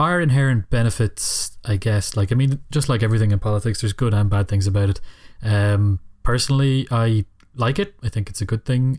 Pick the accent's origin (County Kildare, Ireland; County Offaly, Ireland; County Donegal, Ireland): County Donegal, Ireland; Killybegs; I come from Donegal and Killybegs